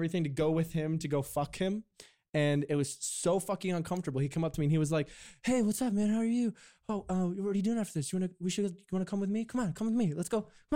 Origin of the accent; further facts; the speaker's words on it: Canada; I'm Canadian